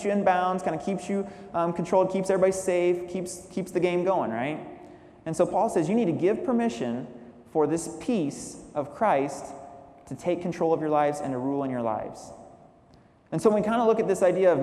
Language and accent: English; Illinois, United States; now in San Jose, United States; I grew up in Illinois with my mom raising me